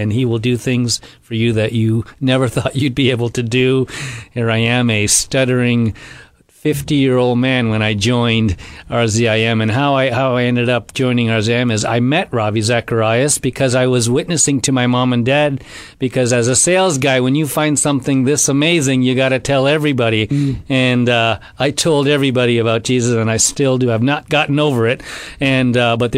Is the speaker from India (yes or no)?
yes; India; moved away; We were in India, my home country.